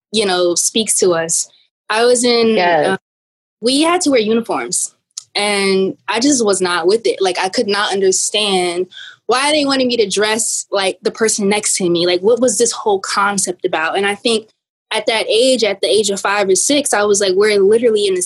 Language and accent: English; East Orange, New Jersey, United States; Um, and I'm from East Orange, New Jersey.